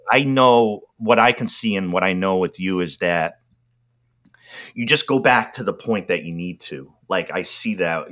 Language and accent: English; New England, United States; growing up in New England, um, in particular area that I did, these were uh, French French towns, like French American towns